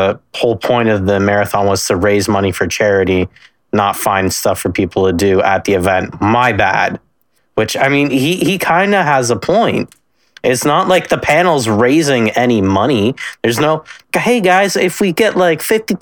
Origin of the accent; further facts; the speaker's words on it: Canada; I am Canadian, so I had the full Reboot experience on YTV